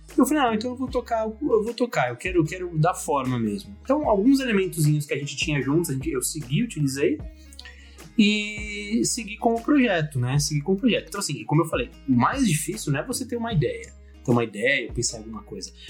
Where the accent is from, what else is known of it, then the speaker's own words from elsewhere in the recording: São Paulo, Brazil; eu sou um pequeno empresário paulista, paulistano, né? Moro aqui na capital de São Paulo.